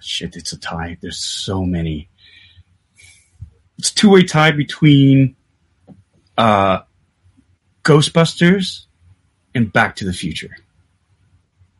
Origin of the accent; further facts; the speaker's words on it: Calgary, Alberta, Canada; I grew up in Calgary, which is a very, very white city.